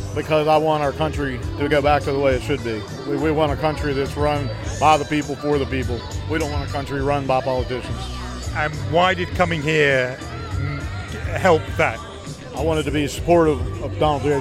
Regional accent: West Virginia, United States; I'm actually from West Virginia

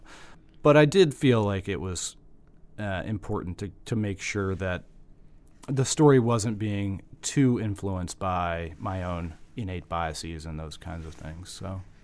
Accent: Virginia, United States

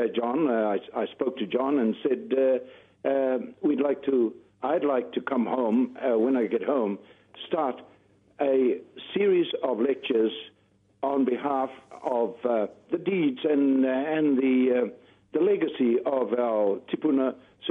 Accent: New Zealand; first language Māori; English is a second language; also born or lived in Alabama; growing up in Te Reo as the first language

